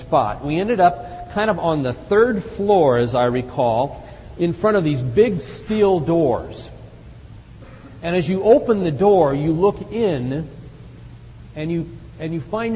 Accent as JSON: {"language": "English", "town": "Phoenix", "region": "Arizona", "country": "United States", "said": "I come from Phoenix, Arizona. I come from the desert."}